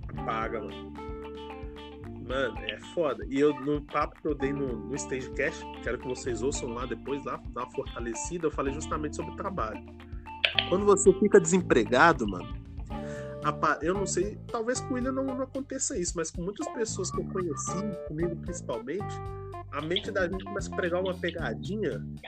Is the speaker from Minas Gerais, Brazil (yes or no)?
yes; Minas Gerais, Brazil; moved away; eu sou mineiro, então fala biscoito